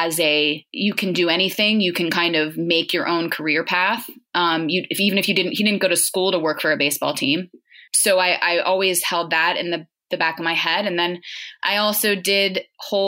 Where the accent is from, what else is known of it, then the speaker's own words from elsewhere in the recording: Pittsburgh, Pennsylvania, United States; moved away as an adult; also born or lived in New York; now in Pittsburgh, United States; I grew up in Pittsburgh